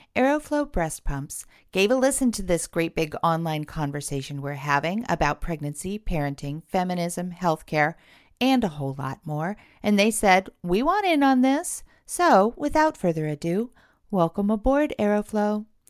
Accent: California, United States; now in Portland, United States; I am actually from California

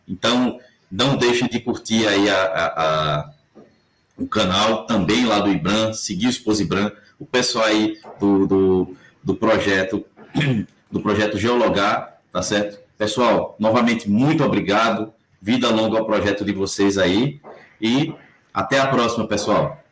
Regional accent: Northeast Region, Brazil; accent: nordestino; Eu sou nordestino, tenho meu sotaque muito forte

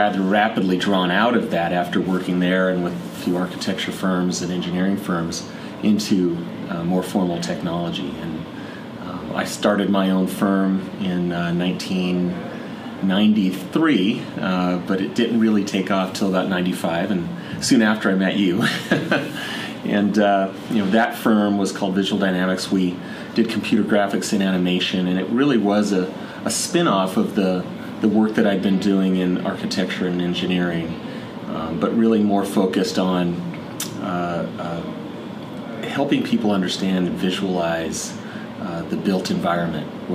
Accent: Montana, United States; moved away as an adult; also born or lived in Idaho; now in Seattle, United States; spending the broader time in my life in Montana, growing up in Montana and going to college there as well

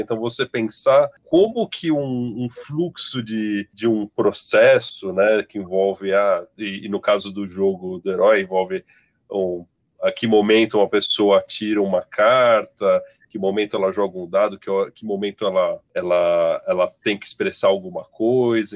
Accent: São Paulo, Brazil; Sou de São Paulo

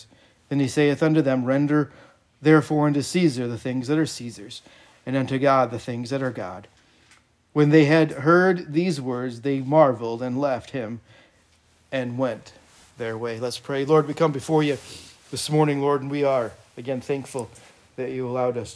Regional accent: United States; I am an American. I've been an American for 41 and a half years approximately

